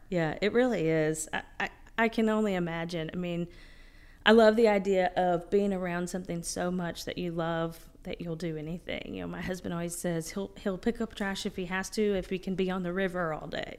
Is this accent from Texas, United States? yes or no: no; East Tennessee, United States; moved away; I grew up in East Tennessee